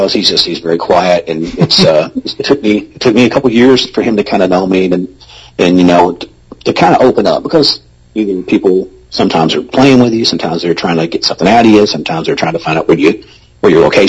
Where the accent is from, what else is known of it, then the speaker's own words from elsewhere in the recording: the South, United States; I'm from the South